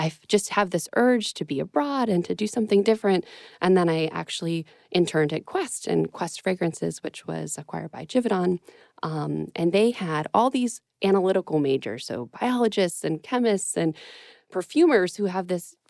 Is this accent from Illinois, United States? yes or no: no; Pittsburgh, Pennsylvania, United States; I am from Pittsburgh and I also went to North Allegheny High School